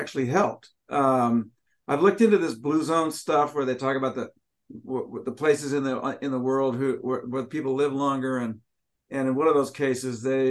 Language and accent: English; Washington, United States; I'm from Washington